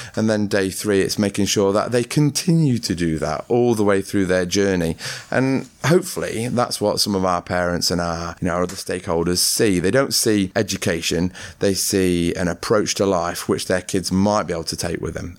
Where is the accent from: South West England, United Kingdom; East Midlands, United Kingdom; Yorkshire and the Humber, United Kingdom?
East Midlands, United Kingdom; Ripley; when I grew up in Ripley Mill Hill, I grew up in a, an ex-mining type community.